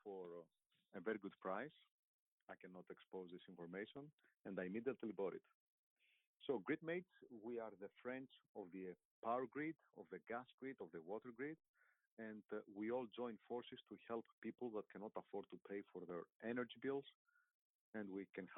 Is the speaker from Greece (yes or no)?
yes; Greece; moved away; I was in my home country in Greece.